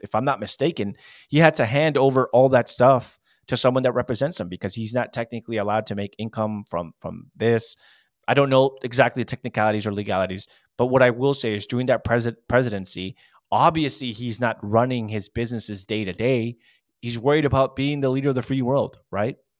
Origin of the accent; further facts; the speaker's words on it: California, United States; I'm from California